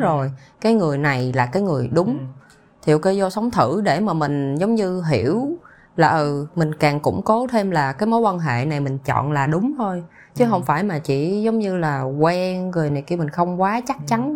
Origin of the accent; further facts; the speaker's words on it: Vietnam; moved away; mình nó có cái tuổi thơ ở Việt Nam